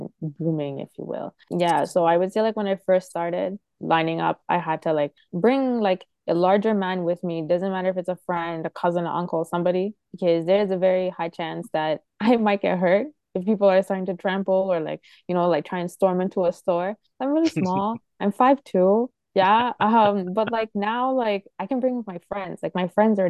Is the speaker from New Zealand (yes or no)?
no; Toronto, Ontario, Canada; as a Canadian